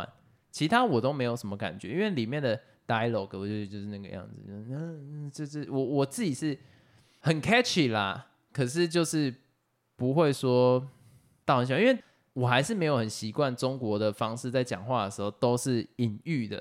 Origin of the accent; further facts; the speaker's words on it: Taiwan; 可是身为台湾人，我看得很爽。我觉得很多的部分是因为身为台湾人，我们看得很开心。